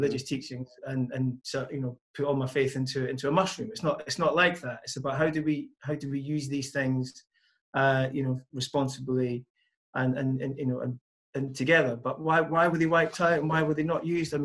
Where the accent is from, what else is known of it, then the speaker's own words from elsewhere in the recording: Scotland, United Kingdom; moved away; I come from Scotland originally, and when I was growing up, there was a bowling green